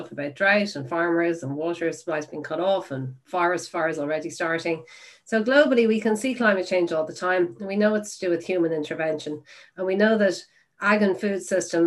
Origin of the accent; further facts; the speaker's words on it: Ireland; We are from Ireland, we're an Irish team